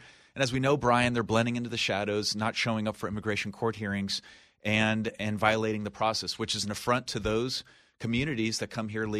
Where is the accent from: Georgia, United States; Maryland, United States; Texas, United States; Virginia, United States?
Texas, United States; as a Texan